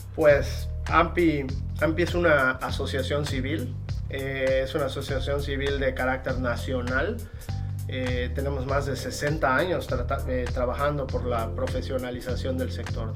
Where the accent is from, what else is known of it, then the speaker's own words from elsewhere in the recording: Yucatán, Mexico; soy yucateco de hueso colorado